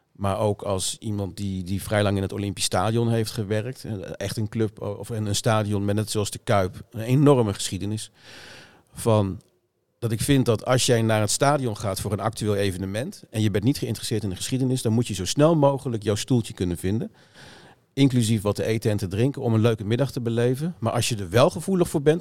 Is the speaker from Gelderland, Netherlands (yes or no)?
yes; Lochem, Gelderland, Netherlands; also born or lived in Amsterdam-Noord; now in Amsterdam, Netherlands; in Lochem, bij Zutphen, uit mijn eigen regio waar ik vandaan kom